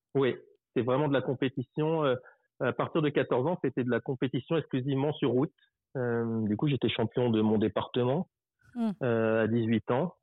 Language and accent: French; Paris region, Île-de-France, France; je suis français. Euh, mmh. je suis né en 1978. Aujourd'hui, j'habite en, bah, j'ai toujours quasiment habité en région parisienne